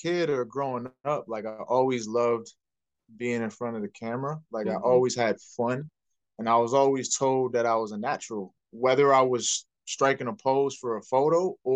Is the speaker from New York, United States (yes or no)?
yes; New York, United States; moved away as an adult; now in New Jersey, United States; born and raised in New York, one of 6 kids